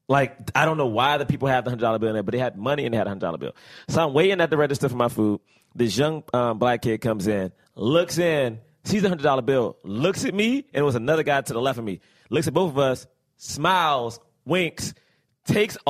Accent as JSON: {"language": "English", "region": "New York", "country": "United States", "said": "as a New Yorker"}